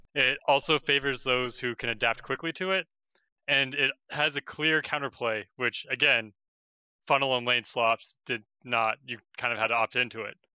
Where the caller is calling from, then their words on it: New Hampshire, United States; I'm calling from New Hampshire.